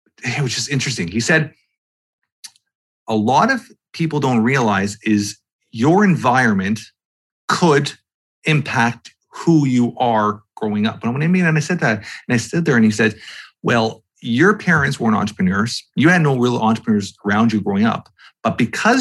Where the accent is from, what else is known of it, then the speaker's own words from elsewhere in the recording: Toronto, Ontario, Canada; I'm from Toronto, Canada